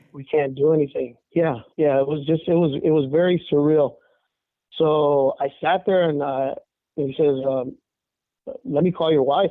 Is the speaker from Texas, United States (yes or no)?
yes; El Paso, Texas, United States; now in San Antonio, United States; I was born and raised in El Paso, Texas